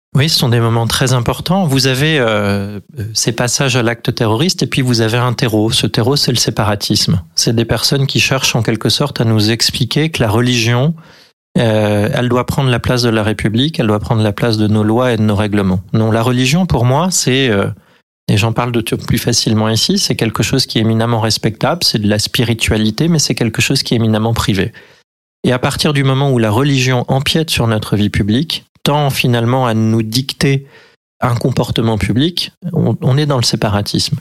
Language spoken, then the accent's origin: French; Limousin, near Oradour-sur-Glane, Nouvelle-Aquitaine, France; moved away; je suis originaire du Limousin, je suis né à côté de Radour-sur-Glane